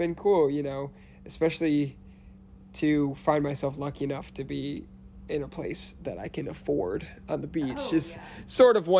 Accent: Illinois, United States; I was born and raised outside Chicago.

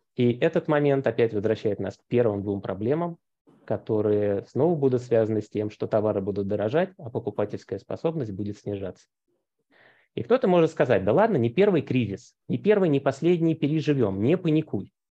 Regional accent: Moscow Oblast, Russia; Московская область, откуда я родом

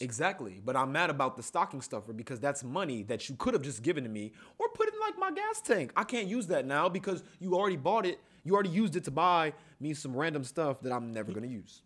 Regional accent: Columbus, Ohio, United States; As black men born and raised in Columbus, Ohio

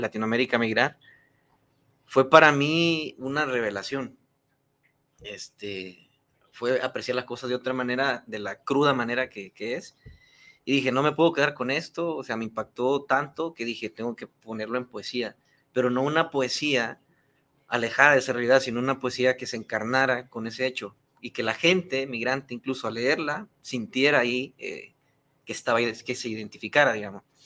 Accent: Honduras; moved away as an adult; now in Mexico; soy de Honduras

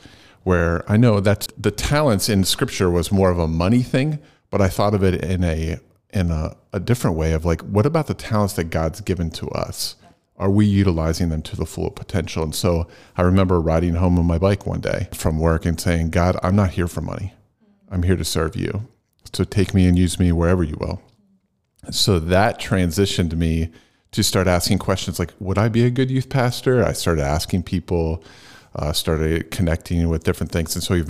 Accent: Phoenixville, Pennsylvania, United States; moved away as an adult; also born or lived in New England / Lancaster, Pennsylvania; I grew up in Chester County. Okay. In Phoenixville. And then I moved away and I was up in the New England area for a while. And then I moved back around, it was probably early 2000s.

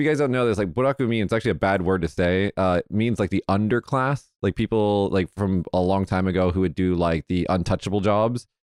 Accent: Las Vegas, Nevada, United States; I'm from Vegas

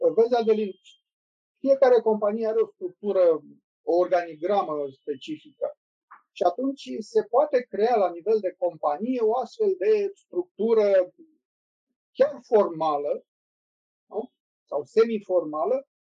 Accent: Romania; suntem români și cam știm cum funcționăm

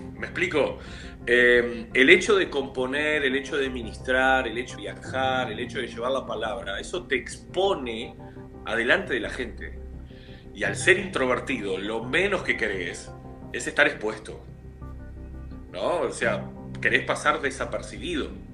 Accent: Montevideo, Uruguay; soy de Uruguay, soy de Montevideo, capital de Uruguay

